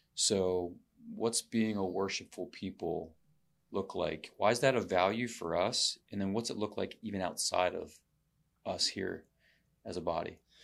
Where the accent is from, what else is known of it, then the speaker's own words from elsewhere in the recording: United States; I've never lived outside of the country